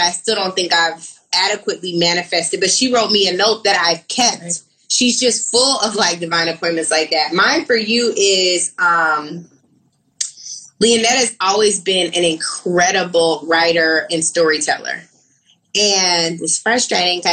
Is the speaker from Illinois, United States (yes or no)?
no; Seattle, Washington, United States; moved away as an adult; I'm not from LA. I'm from Seattle